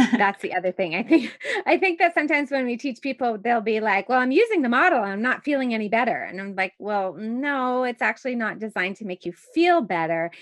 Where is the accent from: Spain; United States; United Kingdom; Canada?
Canada; Montreal, Quebec; now in Toronto, Canada; the same type of shoveling that I grew up with in Montreal